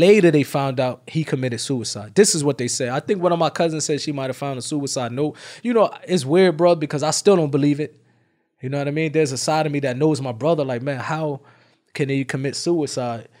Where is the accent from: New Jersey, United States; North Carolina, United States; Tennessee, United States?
New Jersey, United States; Irvington; I'm from Irvington, New Jersey.